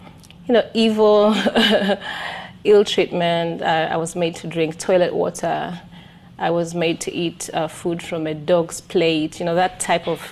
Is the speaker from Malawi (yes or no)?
no; Dar es Salaam, Tanzania; also born or lived in Arusha, Tanzania / Kilimanjaro, Tanzania; was born in Arusha, and then very early on, when I was three, we moved to Dar es Salaam, which is the capital